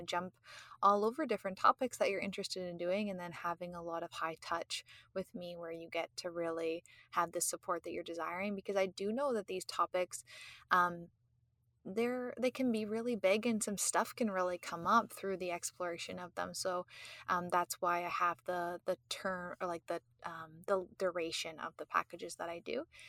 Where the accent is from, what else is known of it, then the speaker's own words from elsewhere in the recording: Canada; I'm Canadian